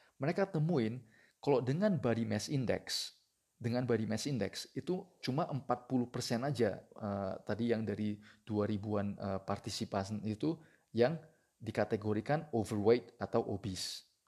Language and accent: Indonesian; Indonesia; kita orang Indonesia